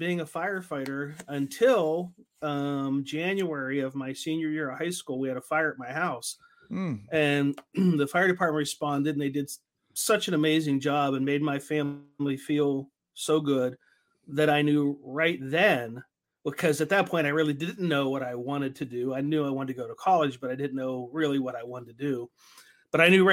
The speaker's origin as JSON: {"language": "English", "region": "northern West Virginia", "country": "United States", "tie": "born or raised there", "also_born_or_lived": "Pittsburgh area / Ohio / Morgantown, West Virginia", "moved": "as an adult", "lives_now": "St. Paul, United States", "said": "I grew up in northern West Virginia, about 25 minutes"}